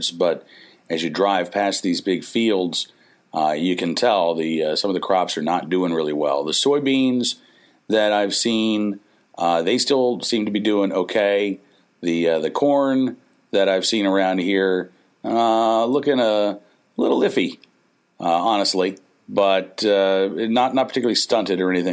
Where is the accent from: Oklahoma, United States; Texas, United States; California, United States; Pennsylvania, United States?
Oklahoma, United States; moved away as an adult; now in Farmville, United States; growing up in Oklahoma